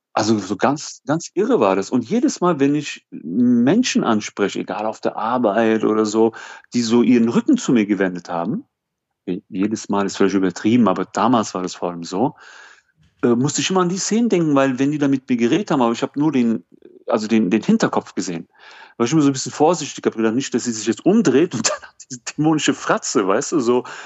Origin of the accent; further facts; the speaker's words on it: Germany; ich komme aus Deutschland